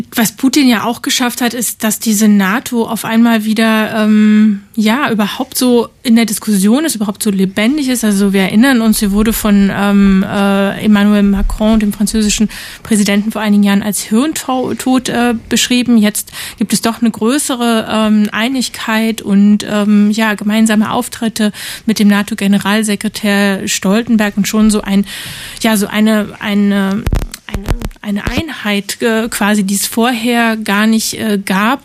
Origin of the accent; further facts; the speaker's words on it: GDR, East Germany, Germany; Also ich bin in der DDR aufgewachsen.